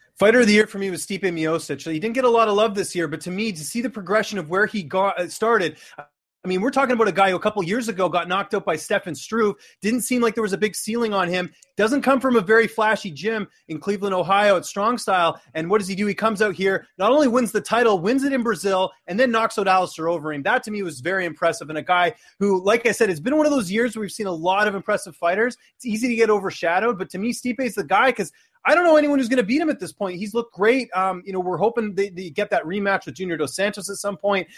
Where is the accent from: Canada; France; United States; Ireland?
Canada; Vancouver, British Columbia; born and raised in Vancouver